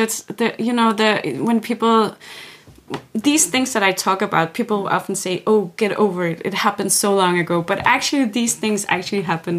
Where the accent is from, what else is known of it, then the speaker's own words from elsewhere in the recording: Aarhus, Central Denmark Region, Denmark; born there; also born or lived in Greenland; I was born in Aarhus, and then we moved back and forth between my two home countries, Greenland and Denmark, all through my upbringing.